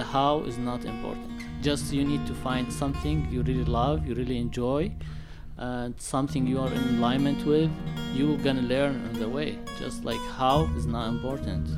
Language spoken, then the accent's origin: English; Syria; moved away as an adult; also born or lived in San Diego, United States; now in San Francisco Bay Area, United States; I was born and raised in Syria, mm-hmm. and I came here 2010.